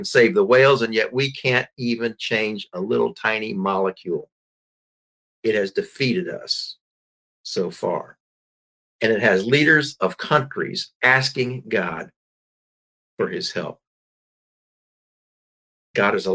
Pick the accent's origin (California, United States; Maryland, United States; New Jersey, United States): Maryland, United States; my home state of Maryland